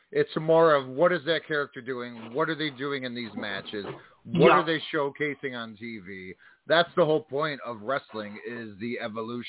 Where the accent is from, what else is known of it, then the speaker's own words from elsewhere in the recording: Chicago, Illinois, United States; I'm from Chicago